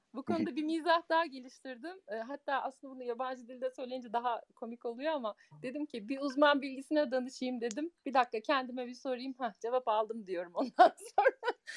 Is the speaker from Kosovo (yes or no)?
no; Germany; Almanya'da doğdum, büyüdüm